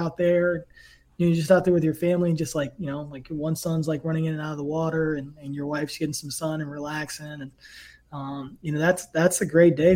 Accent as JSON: {"language": "English", "area": "Tidewater", "region": "Virginia", "country": "United States", "tie": "born or raised there", "also_born_or_lived": "New Kent, Virginia", "said": "I grew up in Tidewater in Virginia"}